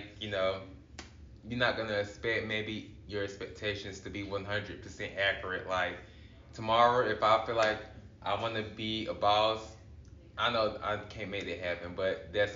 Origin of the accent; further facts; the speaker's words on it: Greenwood, South Carolina, United States; I'm actually from Greenwood, South Carolina